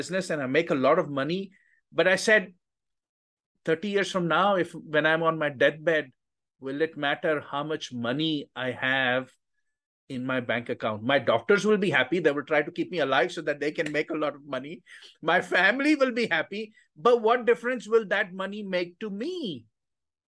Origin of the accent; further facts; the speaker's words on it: India; moved away as an adult; now in United States; I grew up in India